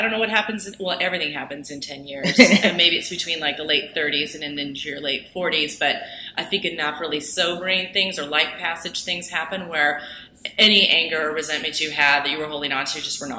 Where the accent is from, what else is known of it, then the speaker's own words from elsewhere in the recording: Kennewick, Washington, United States; moved away; I grew up in Kennewick.